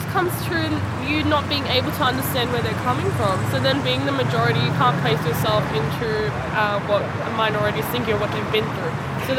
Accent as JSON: {"language": "English", "town": "Sydney", "region": "New South Wales", "country": "Australia", "tie": "born or raised there", "said": "I grew up in the West and now moving into, I guess, into the city and into the inner West"}